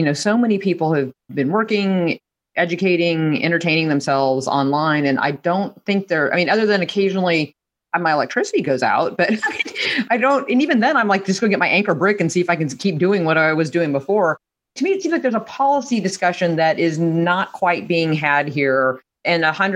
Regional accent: Lincoln, Nebraska, United States; I went to my hometown paper, the Lincoln Journal Star in Lincoln, Nebraska

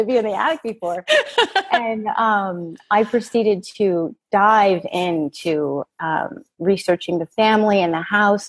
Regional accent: Mother Lode area, California, United States; I grew up in the Motherlode area

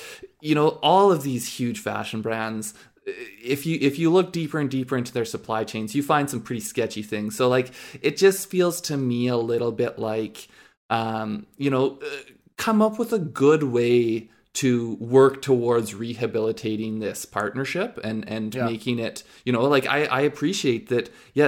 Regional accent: Canada; I think especially like we're Canadian.

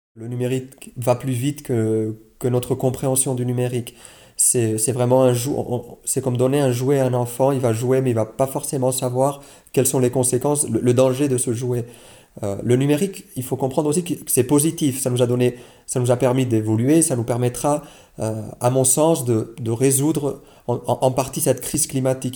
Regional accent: Switzerland; chez nous en Suisse

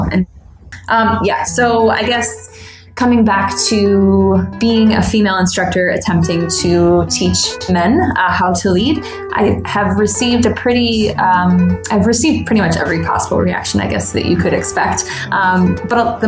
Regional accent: closer to New York City, United States; moved away as an adult; now in Rochester, United States; Born and raised closer to New York City and moved to Western New York for school and never left

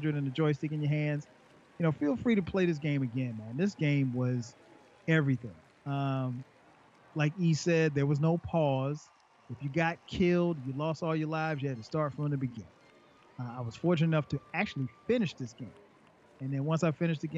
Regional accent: Florence, South Carolina, United States; Magnolia Mall in Florence, South Carolina, my hometown

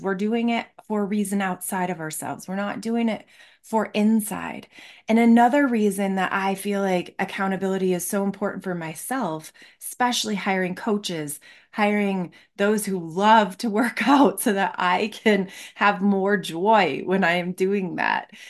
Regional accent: Michigan, United States; I grew up in Michigan

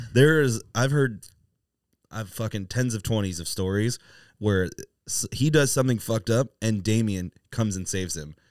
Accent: Virginia Beach, Virginia, United States; now in San Diego, United States; I know what it was like for me in Virginia Beach

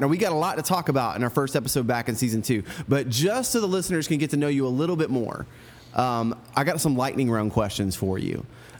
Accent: Central Florida, United States; I grew up in Central Florida, so I was very close to it.

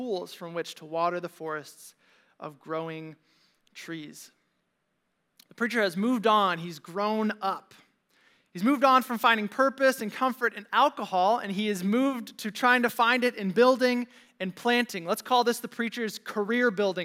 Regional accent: Valparaiso, Indiana, United States; my friends from Valpo High

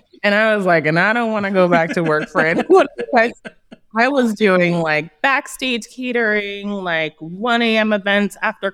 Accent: Los Angeles, California, United States; East Hollywood, uh, Thai Town. At some point, it became Thai Town. So, um, I'm from this neighborhood. I've walked these streets as a child.

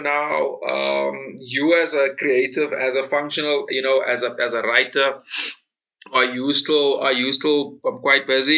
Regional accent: South Africa; as a South African

